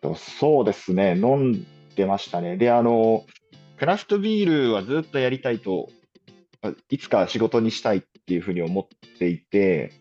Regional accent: Fukui, Japan; also born or lived in Tokyo; 福井県の福井市の、あの、生まれ育ちです

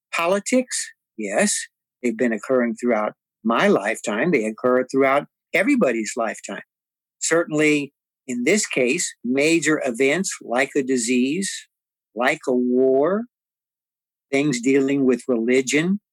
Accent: San Antonio, Texas, United States; I lived on the Prospect Hill community on the west side of San Antonio

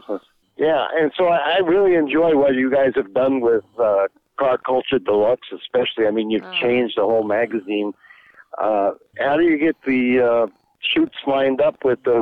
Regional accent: New York City, New York, United States; moved away as an adult; also born or lived in Wisconsin; I grew up in New York City, and I wanted to be a car designer

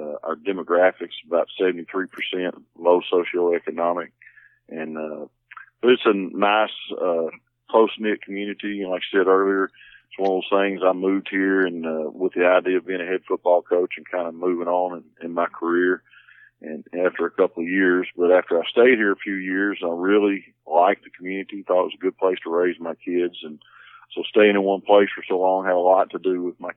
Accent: Warren, Texas, United States; also born or lived in Magnolia, Arkansas / Queen City, Texas; now in Simms, United States; I moved back to Texas, went back to my hometown in Warren

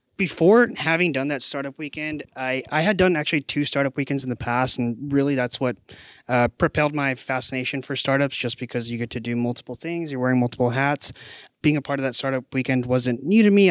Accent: McAllen, Texas, United States; moved away as an adult; now in San Antonio, United States; So I'm originally from the Valley, so McAllen, Texas, actually, about four hours south of here. I came to San Antonio in twenty thirteen

